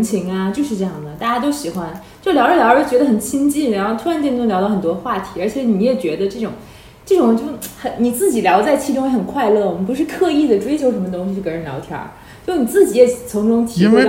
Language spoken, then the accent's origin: Chinese; Northeast China, China; accent: Northeastern Mandarin; 我我还曾经很遗憾，我不会一个就是别人听不懂声道的方言，就东北话就谈不上，这个方言太简单易懂了。